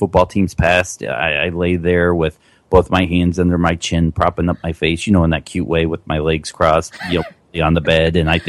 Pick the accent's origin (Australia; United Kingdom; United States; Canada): United States; Boston, Massachusetts; born there; I was born in Boston, and I kind of feel like, you know, with my daughter born in Detroit, I have to raise her as a Tigers fan